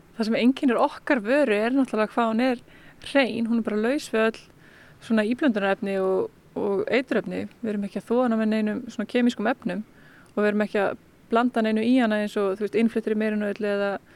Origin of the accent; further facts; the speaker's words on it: Vík, Southern Region, Iceland; moved away; ég er frá Víki Mýrdal sem er bara alveg hinum einn á landinu. Ég er bara alveg upp í þorpinu